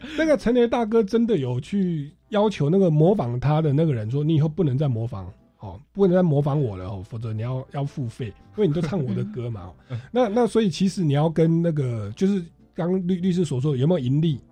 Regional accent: Taiwan; 我们台湾人

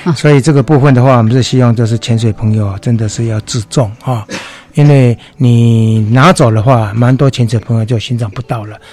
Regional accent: Taiwan; 我们台湾人

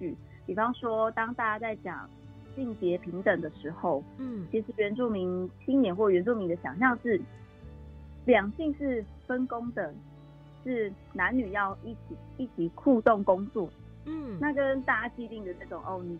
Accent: Jianhe, Taitung County, Taiwan; 那我是来自台东建和部落的卑南族。

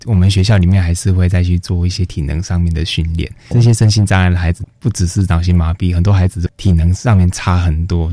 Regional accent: Kaohsiung, Taiwan; moved away as an adult; also born or lived in northern Taiwan; 那个时候的我也刚来北部，因为我是嗯。高雄人

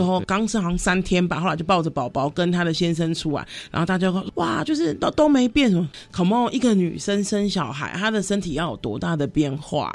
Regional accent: Kaohsiung, Taiwan; moved away; 因为我是高雄人嘛，我总是要回家过年啊，或者过节什么的

